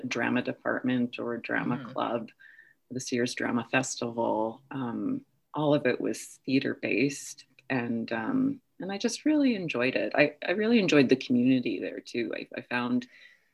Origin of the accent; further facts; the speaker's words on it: Newmarket, Ontario, Canada; also born or lived in Toronto / Northwest Territories; I was born here in Toronto, St. Joseph's Hospital, but I grew up in Newmarket, just north of here.